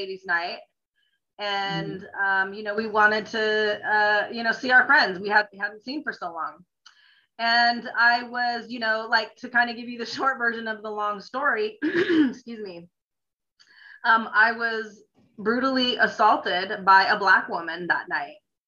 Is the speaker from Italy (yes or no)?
yes; Italy; also born or lived in Greece; now in United States; I grew up in Europe. I grew up overseas in Italy and Greece. And when we came back to the States, I thought that we were living amongst aliens, believe it or not.